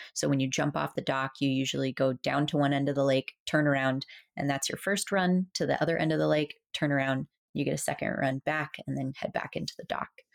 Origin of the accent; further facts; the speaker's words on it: South Florida, United States; from a little girl growing up in South Florida